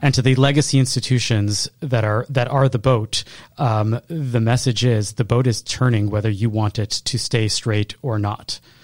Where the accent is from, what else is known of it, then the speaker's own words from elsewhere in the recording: Chicago, Illinois, United States; I was from Chicago